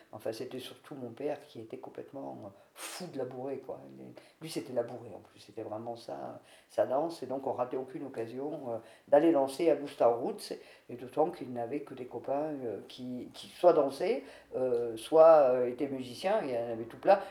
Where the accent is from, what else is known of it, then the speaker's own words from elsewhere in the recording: Mauriac, Auvergne-Rhône-Alpes, France; also born or lived in Chalvignac; je suis née à Trébiac, commune de Mauriac, dans une famille de tout petits paysans